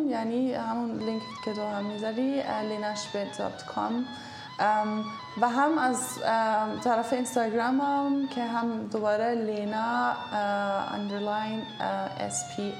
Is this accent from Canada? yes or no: no; Germany; born there; من خودم آره من تو آلمان به دنیا آمدم الان همه جا من از هر کشور چیزی خوبی میگیرم